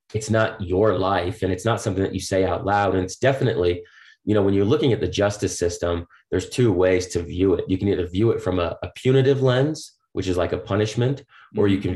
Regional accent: Boston, Massachusetts, United States; I grew up on the East Coast in Boston

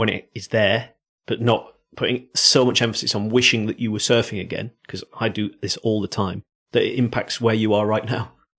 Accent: South Africa; I'm not a Geordie. I'm from South Africa.

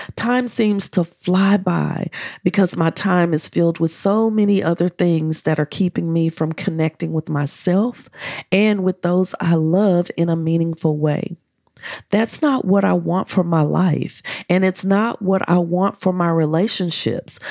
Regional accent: United States; accent: American; My American accent

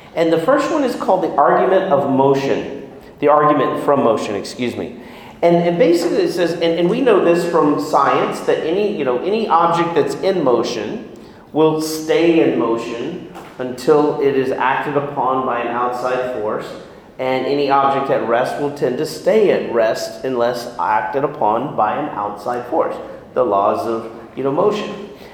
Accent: Houston, Texas, United States; I grew up in Houston, very devout family

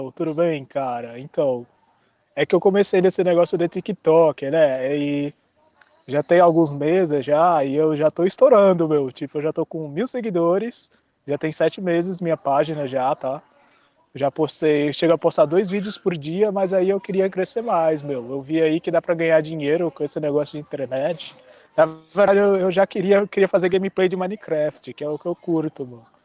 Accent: Ceará, Brazil; also born or lived in Pernambuco; Eu sou cearense

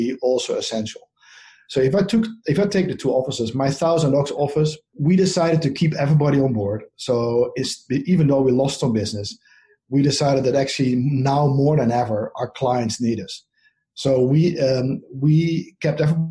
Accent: Netherlands; accent: Dutch; moved away as an adult; now in United States; My accent is from the Netherlands, so I moved here about 10 years ago.

